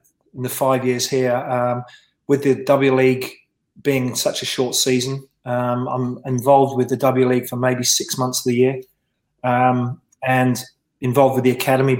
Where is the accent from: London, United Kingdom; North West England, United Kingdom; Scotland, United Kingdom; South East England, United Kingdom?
South East England, United Kingdom; Reading; accent: London; also born or lived in Swansea, Wales; now in Australia; I spent most of my time, especially those kind of formative years in football, in being brought up in the Reading area